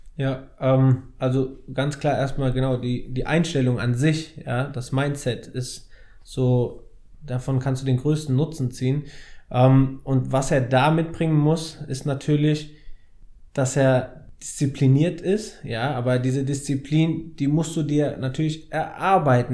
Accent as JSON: {"language": "German", "town": "Frankfurt", "region": "Hesse", "country": "Germany", "tie": "born or raised there", "said": "ich bin Frankfurter Bub, habe seitdem ich drei bin Fußball gespielt"}